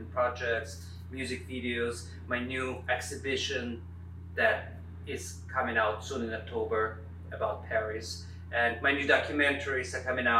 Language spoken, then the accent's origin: English; Siberia, Russia; moved away; I was born in Siberia